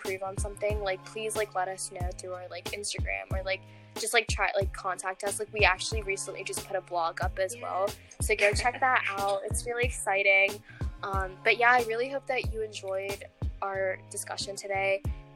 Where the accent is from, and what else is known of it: Virginia, United States; also born or lived in Colorado